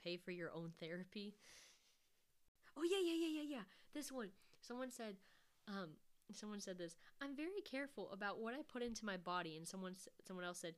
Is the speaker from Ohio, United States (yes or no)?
no; Kentucky, United States; we're both from Kentucky